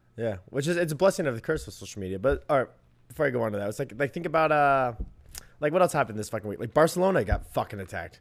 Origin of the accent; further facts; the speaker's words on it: United States; I'm an American